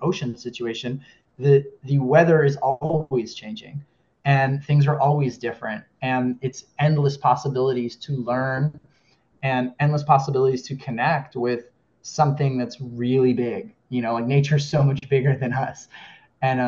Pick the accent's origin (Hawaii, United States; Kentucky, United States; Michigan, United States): Hawaii, United States; Kona; also born or lived in Southern California; now in Los Angeles, United States; I'm from Hawaii. I'm from Kona, where the film takes place. And I currently live in California, in Southern California, near Los Angeles